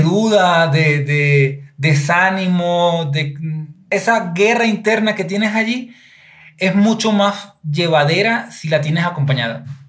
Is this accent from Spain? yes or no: no; Venezuela; moved away as an adult; now in Ecuador; soy venezolano, llegué hace seis años aquí a Ecuador.